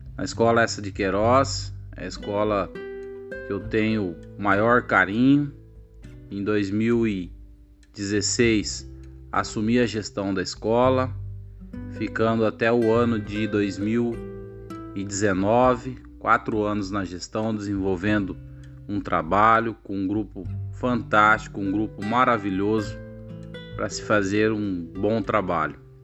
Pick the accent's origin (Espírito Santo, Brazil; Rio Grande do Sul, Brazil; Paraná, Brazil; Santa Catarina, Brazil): Paraná, Brazil; Alto Piquiri; moved away as an adult; also born or lived in Umuarama, Paraná; now in Lucas do Rio Verde, Brazil; sou natural de Alto Piquiri, no estado do Paraná